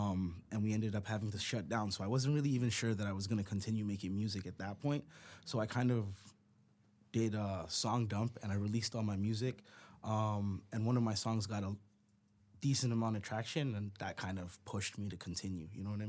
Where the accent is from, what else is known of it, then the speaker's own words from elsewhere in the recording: Brampton, Ontario, Canada; growing up in Brampton, there was definitely a lot of influence around the music scene.